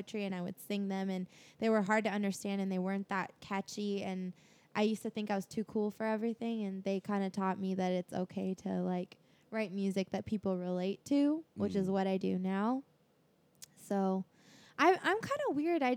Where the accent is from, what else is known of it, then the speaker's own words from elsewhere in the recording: San Diego, California, United States; I grew up in San Diego.